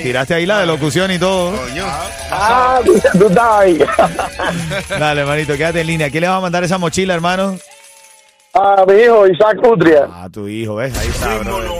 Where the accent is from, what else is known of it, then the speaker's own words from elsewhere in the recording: Venezuela; moved away; hermano venezolano